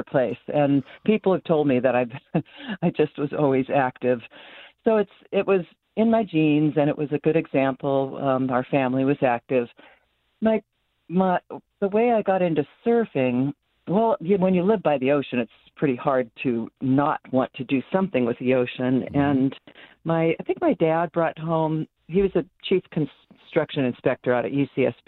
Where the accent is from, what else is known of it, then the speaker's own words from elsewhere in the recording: Santa Barbara, California, United States; I'm born and raised in Santa Barbara, fortunate to have that be the place I grew up